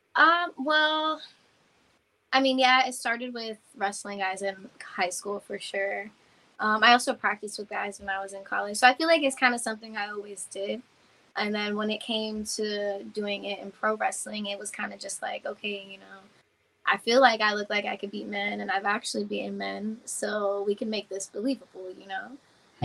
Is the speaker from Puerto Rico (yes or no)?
yes; Yauco, Puerto Rico; I'm from Yauco, Puerto Rico